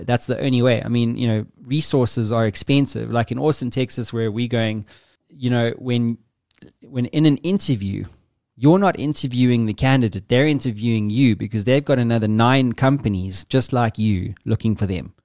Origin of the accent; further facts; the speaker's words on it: South Africa; me being South African